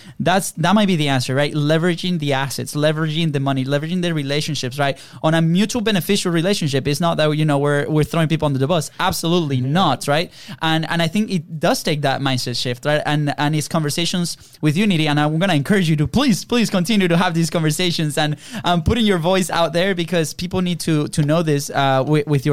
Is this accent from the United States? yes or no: no; Venezuela; moved away; we come from Venezuela.